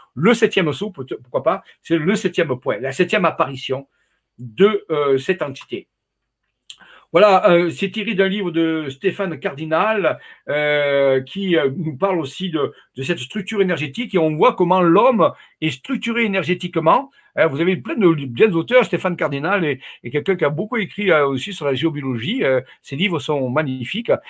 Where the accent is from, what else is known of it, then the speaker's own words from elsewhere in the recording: Arles, Provence-Alpes-Côte d'Azur, France; je suis d'Arles, moi, ma famille est d'Arles à l'origine